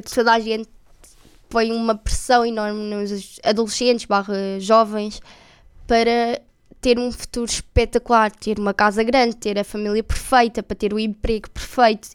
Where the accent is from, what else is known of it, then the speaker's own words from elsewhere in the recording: Santarém, Santarém District, Portugal; Nós somos de Santarém e há duas escolas principais, tipo do secundário. E eu era da Ginestal